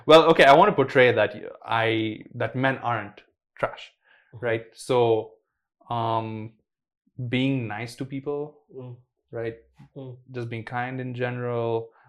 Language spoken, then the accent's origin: English; India; I had to study so that I could get good grades. I'm an Indian kid.